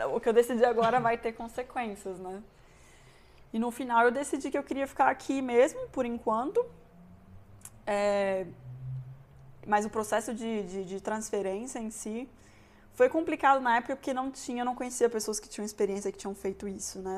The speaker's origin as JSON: {"language": "Portuguese", "town": "Brasília", "region": "Federal District", "country": "Brazil", "also_born_or_lived": "Bochum, Germany / Munich, Germany", "moved": "as an adult", "lives_now": "Germany", "said": "eu sou de Brasília"}